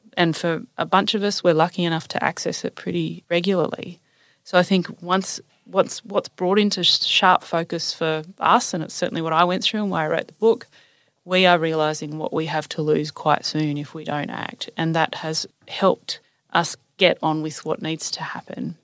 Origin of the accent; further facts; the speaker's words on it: Newcastle, New South Wales, Australia; also born or lived in Sydney; I grew up in Newcastle, just north of Sydney